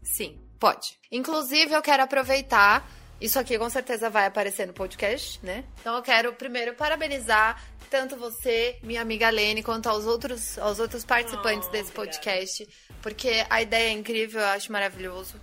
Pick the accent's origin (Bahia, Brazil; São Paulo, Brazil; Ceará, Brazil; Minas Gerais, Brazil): São Paulo, Brazil; eu sou de São Paulo